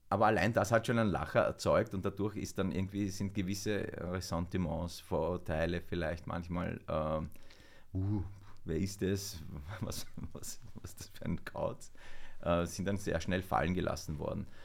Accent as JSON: {"language": "German", "town": "Weiz", "region": "Styria", "country": "Austria", "tie": "born there", "said": "wenn man halt so direkt von der Steiermark, von Weiz, wo ich geboren bin, in Flieger steigt und in Ägypten aussteigt und dann in die Pampa fährt, ins Nildelta"}